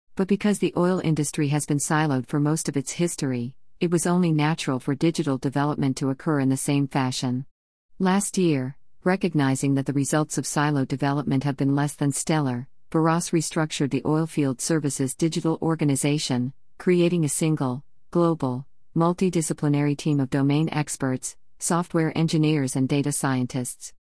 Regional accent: Colombia; moved away; my home country is, I am fortunate that I can visit Colombia quite frequently

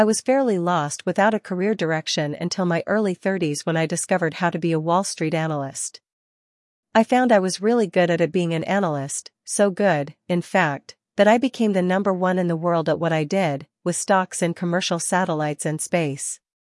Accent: New Jersey, United States; also born or lived in New York City; I was born in New York City, on the Upper East Side, but I grew up in New Jersey. It was an upper-middle-class neighborhood, with good schooling

